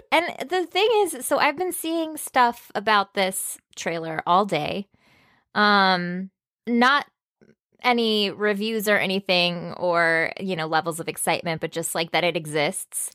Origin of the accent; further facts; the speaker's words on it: Texas, United States; I was born in Texas.